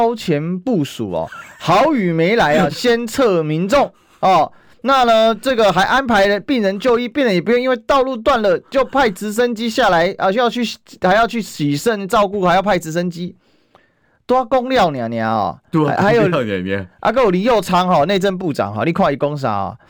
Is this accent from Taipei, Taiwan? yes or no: no; Kaohsiung, Taiwan; 只有我们高雄人真的。我跟你讲，布鲁勒谷就在我高中母校旁边。嗯哼，我瑞祥高中的嘛。